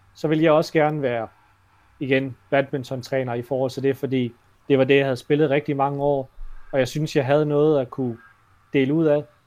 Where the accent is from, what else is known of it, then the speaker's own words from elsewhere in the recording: Denmark; som dansker og har opvokset her